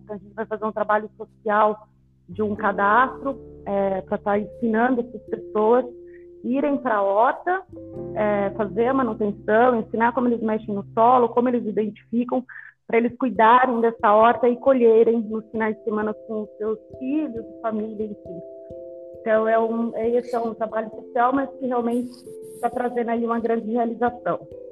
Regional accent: Alta Floresta, Mato Grosso, Brazil; moved away as an adult; now in São Paulo, Brazil; eu sou do interior de Alta Floresta, Mato Grosso, então desde muito pequena, sempre na, na roça com os meus pais

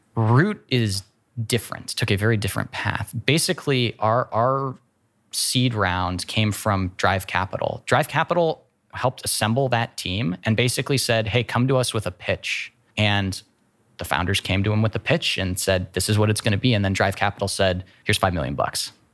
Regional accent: Worthington, Ohio, United States; also born or lived in San Francisco, California / Columbus, Ohio; I grew up in Worthington. went elementary, middle, high school all to, to Worthington

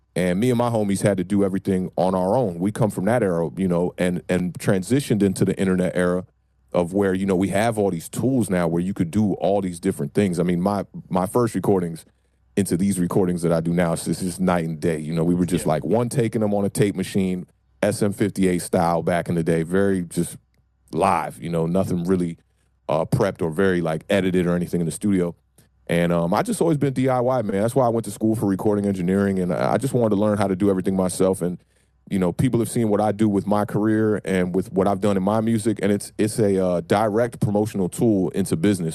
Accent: Maryland, United States; moved away as an adult; now in Washington, DC, United States; I'm born and raised in Maryland, right outside of DC

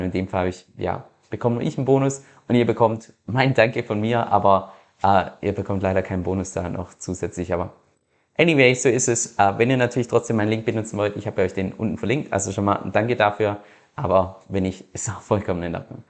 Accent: Germany; moved away as an adult; also born or lived in Australia; als Deutscher

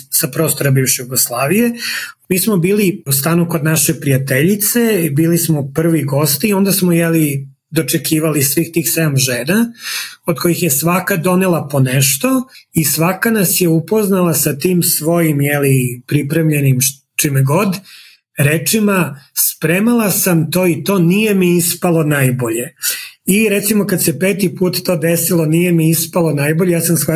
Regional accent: Serbia; moved away as an adult; now in Calgary, Canada; mi je važno da se identifikujem kao neko iz istočne Evrope ili neko sa Balkana, radi nego neko kao Srbin.

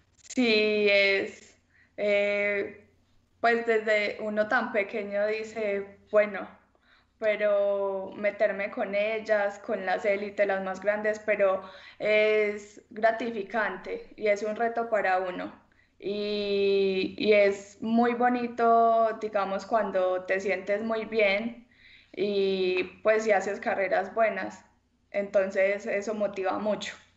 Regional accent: El Carmen de Viboral, Antioquia, Colombia; soy del Carmen de Oral, tengo 18 años

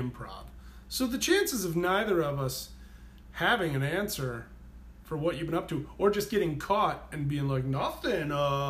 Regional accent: Lemoyne, Pennsylvania, United States; moved away; also born or lived in Rochester, New Hampshire / Milton, New Hampshire; I went to my hometown of Lemoyne, PA

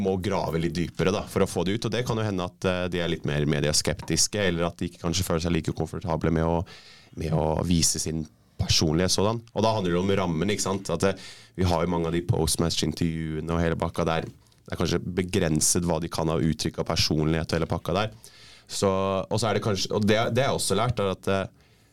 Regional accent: Norway; moved away as an adult; also born or lived in West London / Scotland / New Zealand; now in London, United Kingdom; den forhistorien vi har som nordmenn

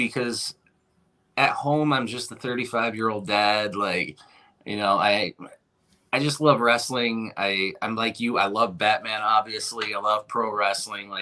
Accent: Owosso, Michigan, United States; moved away as an adult; now in Flint, United States; I was actually born in a small town about a half hour from here called Owosso

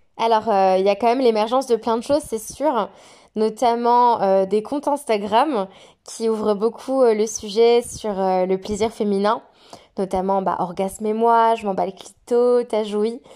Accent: Auvergne-Rhône-Alpes, France; moved away as an adult; now in Queenstown, New Zealand; je suis française et originaire de la très belle région Rhône-Alpes

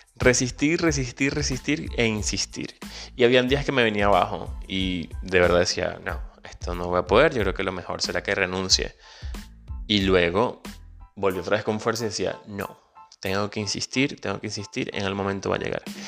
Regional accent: Venezuela; moved away; soy venezolano emigrante

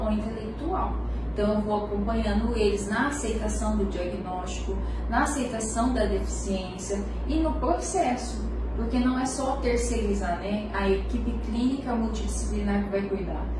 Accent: Pimenta Bueno, Rondônia, Brazil; also born or lived in Jacarezinho, Paraná; eu nascer no Paraná e vim no primeiro ano, com, em, nos anos 90, para Rondônia, Pimenta Bueno

